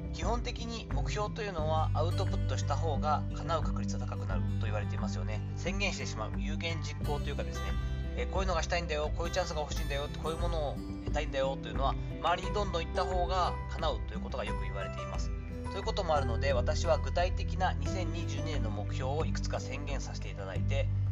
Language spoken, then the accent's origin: Japanese; Kochi, Japan; moved away; 自分の田舎の高知